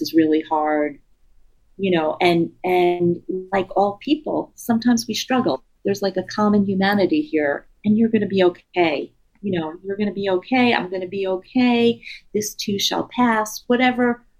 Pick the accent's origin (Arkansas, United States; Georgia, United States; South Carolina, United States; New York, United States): New York, United States; New York City; moved away as an adult; since I grew up in New York City and I lived there until a few years ago